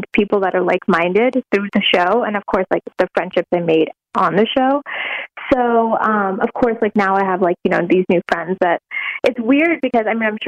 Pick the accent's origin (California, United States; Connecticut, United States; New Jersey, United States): New Jersey, United States; Central; I grew up in Jersey, actually.